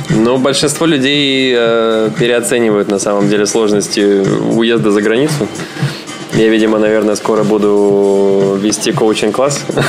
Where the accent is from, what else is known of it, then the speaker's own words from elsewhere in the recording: Saint Petersburg, Russia; moved away as an adult; also born or lived in Moscow, Russia; now in Hong Kong; я такой из Питера.